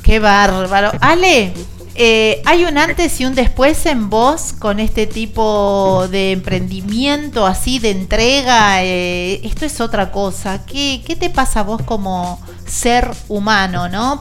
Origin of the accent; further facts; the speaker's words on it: Santiago del Estero, Argentina; moved away; Dos santiagueños acá frente a los micrófonos